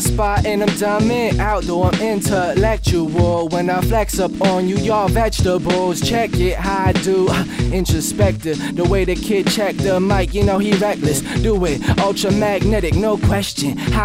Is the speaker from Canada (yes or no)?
yes; Wawa, Ontario, Canada; moved away; Wawa, my hometown where my mom and my little sister live